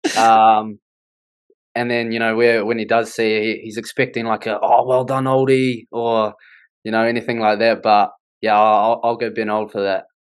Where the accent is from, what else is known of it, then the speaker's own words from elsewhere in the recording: Wellington, New Zealand; I'm from Wellington